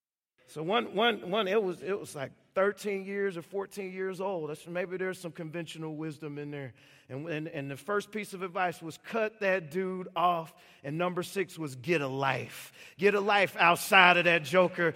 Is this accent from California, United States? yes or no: no; Chicago, Illinois, United States; I grew up in Chicago